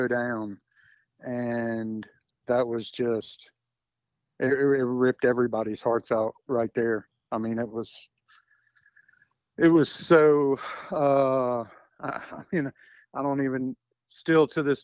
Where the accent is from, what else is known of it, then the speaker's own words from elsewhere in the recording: Baton Rouge, Louisiana, United States; I'm from Baton Rouge